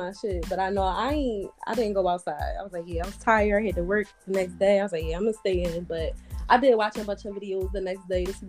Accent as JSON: {"language": "English", "town": "Philadelphia", "region": "Pennsylvania", "country": "United States", "said": "I'm from Philly."}